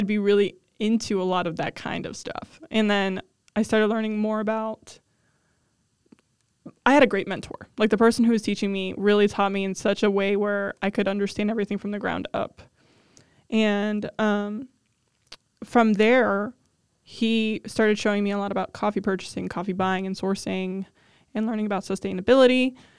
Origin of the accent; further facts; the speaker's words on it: south of Cleveland, Ohio, United States; being born and raised in Ohio